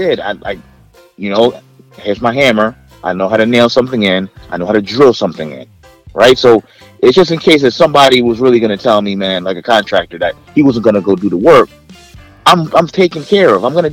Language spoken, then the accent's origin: English; New York City, New York, United States; also born or lived in Jamaica; I spent some of my childhood in the Bronx